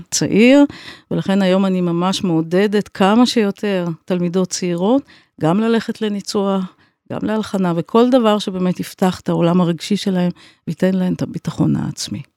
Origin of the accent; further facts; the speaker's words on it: Tel Aviv, Tel Aviv District, Israel; also born or lived in United States; אני גדלתי בבית לא רק של מוזיקה, אלא גם של אומנות, של ציור, של שירה, של ספרות, ובעצם כל הבוהמה התל אביבית הייתה אצלנו בבית